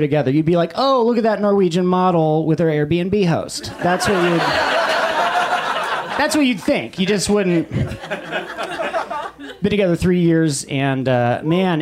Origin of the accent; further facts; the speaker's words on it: Los Angeles, California, United States; I grew up in Silver Lake